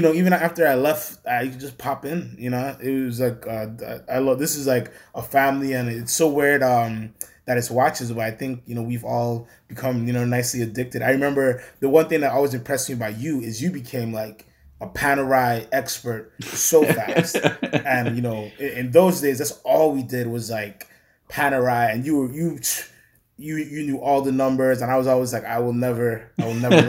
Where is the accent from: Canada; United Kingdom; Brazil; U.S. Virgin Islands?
U.S. Virgin Islands; moved away as an adult; also born or lived in Orlando, Florida / Alaska; I'm born and raised in St. Thomas